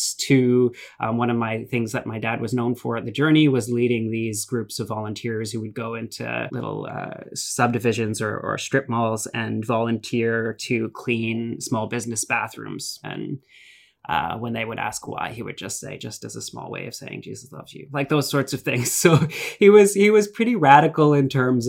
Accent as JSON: {"language": "English", "town": "Ajax", "region": "Ontario", "country": "Canada", "tie": "born or raised there", "also_born_or_lived": "British Columbia / Acton, Ontario", "said": "started his first church in Ajax Pickering Crossroads CRC, which was really sort of where most of my memories of church as a child are from"}